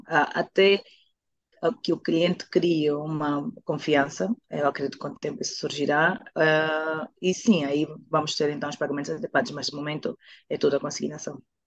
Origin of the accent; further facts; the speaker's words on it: Angola; also born or lived in Portugal / Netherlands; now in Luanda, Angola; a minha terra chamada Angola